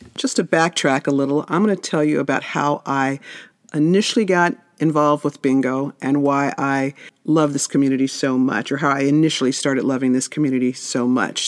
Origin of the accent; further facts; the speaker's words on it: Las Vegas, Nevada, United States; I grew up in Vegas